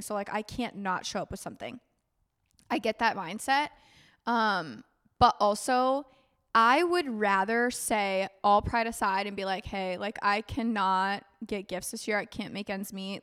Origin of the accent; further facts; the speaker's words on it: United States; As an American visiting